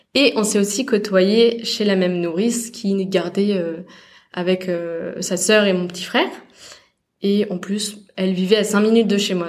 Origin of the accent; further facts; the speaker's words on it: Alsace, Grand Est, France; moved away as an adult; je venais d'Alsace